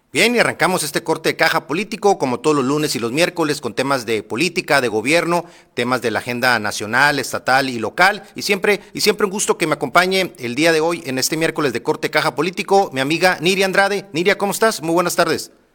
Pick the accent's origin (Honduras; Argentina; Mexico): Mexico; Sonora; also born or lived in Monterrey; como sonorense